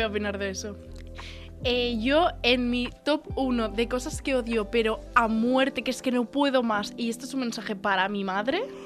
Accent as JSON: {"language": "Spanish", "town": "El Puerto de Santa María", "region": "Andalusia", "country": "Spain", "moved": "yes", "lives_now": "Tarragona, Spain", "said": "como buena andaluza que soy"}